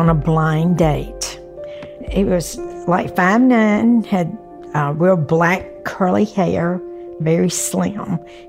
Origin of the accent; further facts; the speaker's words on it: Perdido, Alabama, United States; I'm Omar's mother. I'm from Perdido, Alabama. It's a little country town.